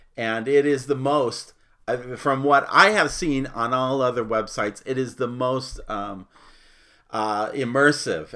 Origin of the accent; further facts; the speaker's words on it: Phoenix, Arizona, United States; I grew up in Phoenix